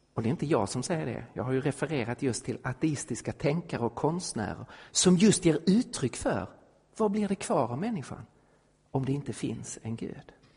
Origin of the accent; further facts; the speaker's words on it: Sweden; also born or lived in Stockholm; som svensk